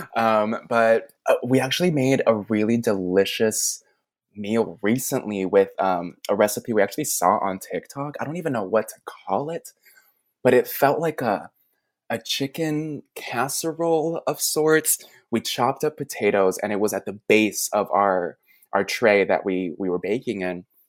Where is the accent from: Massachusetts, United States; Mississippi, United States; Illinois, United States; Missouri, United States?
Illinois, United States; Chicago; also born or lived in New York City; now in Tennessee, United States; I grew up in Chicago